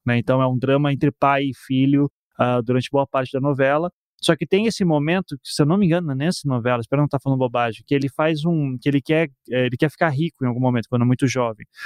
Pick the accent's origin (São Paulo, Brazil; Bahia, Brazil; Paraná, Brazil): Paraná, Brazil; Curitiba; also born or lived in Recife; eu sou de Curitiba, mas nasci em Recife também